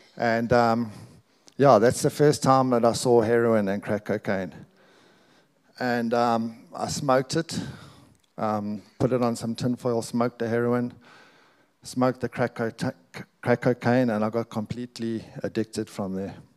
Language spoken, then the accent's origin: English; South Africa; we're proudly South African. We're both born here